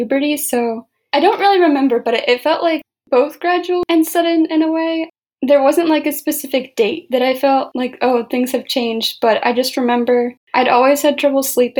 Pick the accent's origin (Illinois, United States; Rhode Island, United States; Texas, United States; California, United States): Illinois, United States; Chicago; moved away as an adult; now in Madison, United States; I grew up in the suburbs of Chicago. Right now I live in Madison, Wisconsin